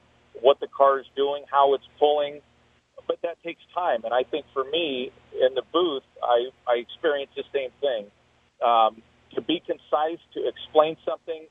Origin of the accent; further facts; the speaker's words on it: Southern California, United States; now in Indianapolis, United States; I'm born and raised in SoCal